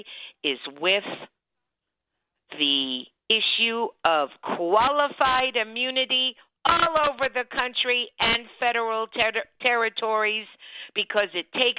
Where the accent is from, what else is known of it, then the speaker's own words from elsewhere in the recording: Miami-Dade County, Florida, United States; when I was growing up in Miami-Dade County, Florida